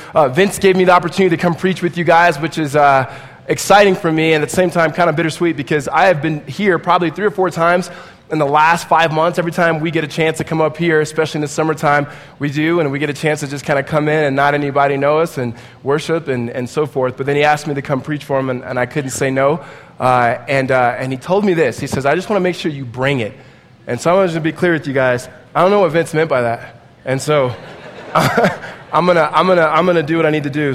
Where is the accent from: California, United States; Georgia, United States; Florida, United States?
California, United States; Southern; We are both from Southern California, grew up in around the same area